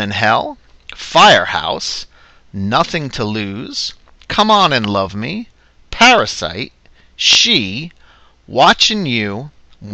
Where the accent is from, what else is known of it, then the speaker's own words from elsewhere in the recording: New Jersey, United States; my home state, New Jersey.